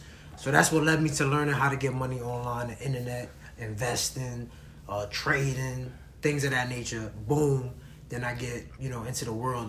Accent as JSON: {"language": "English", "town": "New York City", "region": "New York", "country": "United States", "tie": "born or raised there", "said": "I'm from the Bronx"}